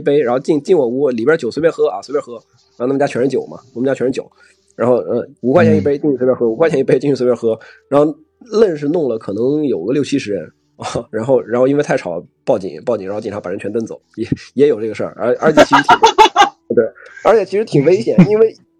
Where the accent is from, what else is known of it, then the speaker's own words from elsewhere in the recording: China; moved away as an adult; also born or lived in Nebraska, United States; 这个课只有我一个中国人